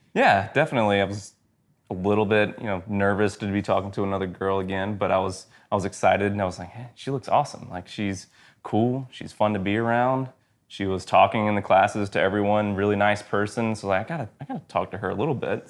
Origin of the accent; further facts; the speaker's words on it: Georgia, United States; moved away as an adult; also born or lived in Athens, Georgia; now in Texas, United States; I am from Georgia originally, Georgia boy, lived there my whole life until two years ago